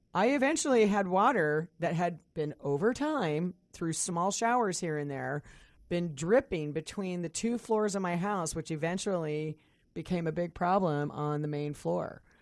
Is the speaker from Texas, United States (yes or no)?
no; Kansas, United States; now in Puget Sound, United States; I grew up in Kansas